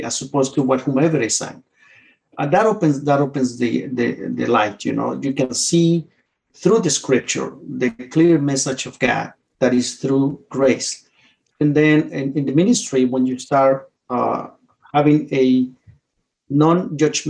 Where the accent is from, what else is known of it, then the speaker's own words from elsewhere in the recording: Mexico City, Mexico; moved away as an adult; now in Winchester, United States; I grew up in Mexico City.